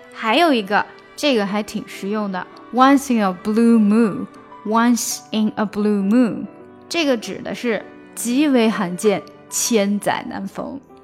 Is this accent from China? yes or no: yes; China; 我们中国人学英语难免会加入自己的中文元素